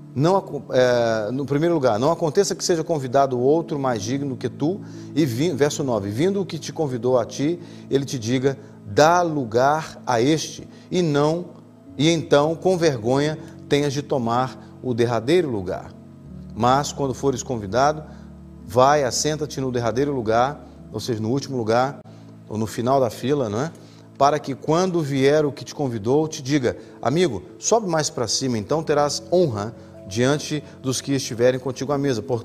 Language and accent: Portuguese; Brazil; moved away as an adult; now in Portugal; Eu sou brasileiro. Eu sou brasileiro.